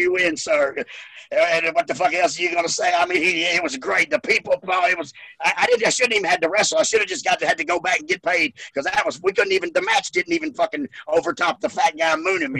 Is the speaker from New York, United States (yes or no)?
no; Memphis, Tennessee, United States; I was from Memphis, bro.